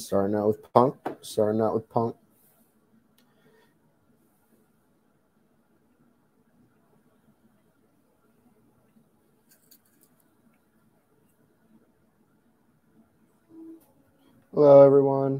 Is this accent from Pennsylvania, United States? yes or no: no; Chicago, Illinois, United States; I'm from Chicago